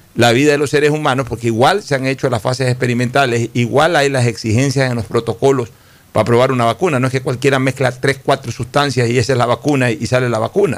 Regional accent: Ecuador

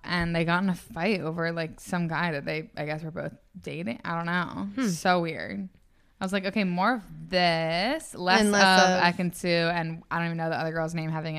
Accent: Annapolis, Maryland, United States; I mean, we're from Annapolis

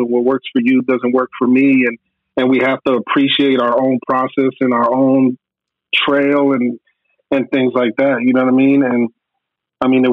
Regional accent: Virginia, United States; moved away as an adult; now in Atlanta, United States; we from VA

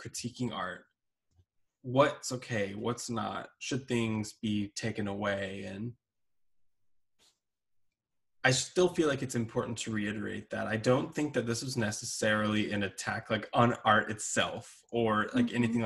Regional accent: Texas, United States; I grew up in Texas

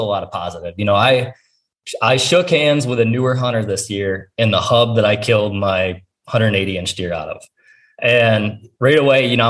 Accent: Ohio, United States; it's my home state

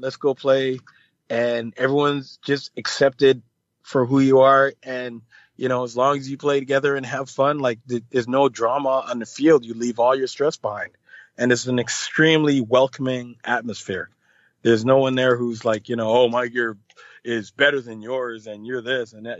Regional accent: Canada; also born or lived in Jamaica; I am Canadian

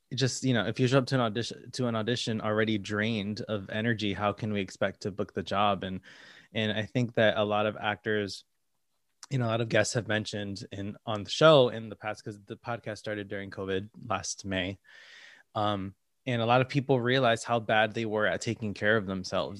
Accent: Connecticut, United States; moved away as an adult; now in New York, United States; I'm from Connecticut, you know, an hour and a half away from here, not too far

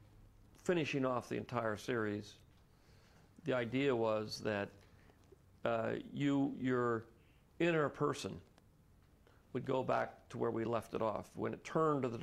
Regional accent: San Francisco, California, United States; I grew up in San Francisco here

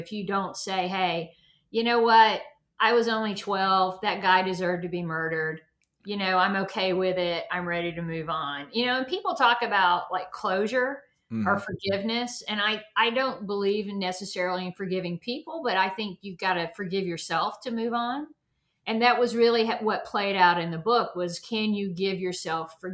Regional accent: the South, United States; now in Atlanta, United States; I come from the South

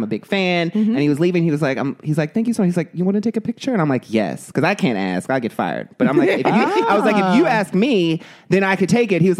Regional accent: Oakland, California, United States; Oakland, California.

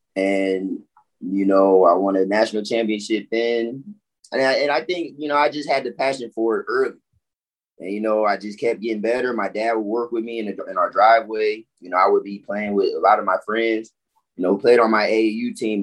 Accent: Orlando, Florida, United States; also born or lived in Chicago / Fort Lauderdale; I was raised in Orlando since I was five

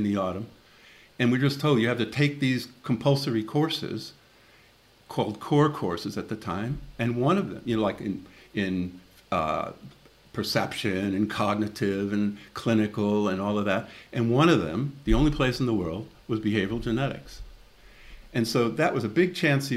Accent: Chicago, Illinois, United States; moved away as an adult; also born or lived in Austin, Texas; now in London, United Kingdom; I grew up in the Catholic school system in Chicago.

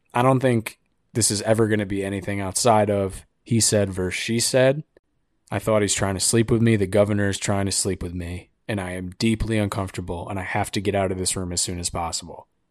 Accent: United States; I'm an American

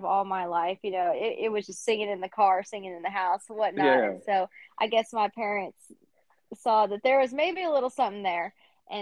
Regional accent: Bulverde, Texas, United States; I am from San Antonio, Texas, a little town outside called Burney, Texas

